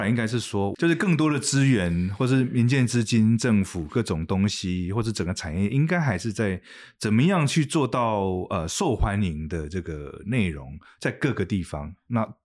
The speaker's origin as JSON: {"language": "Chinese", "country": "Taiwan", "said": "我们是来自一个小市场、小地方"}